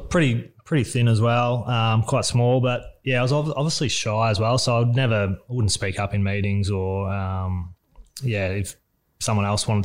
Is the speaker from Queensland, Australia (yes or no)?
no; Emerald, Victoria, Australia; born or raised there